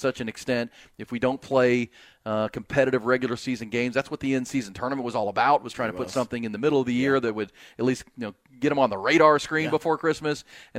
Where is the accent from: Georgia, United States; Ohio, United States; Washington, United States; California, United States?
Ohio, United States; Akron; I mean, I'm both from Akron, Ohio.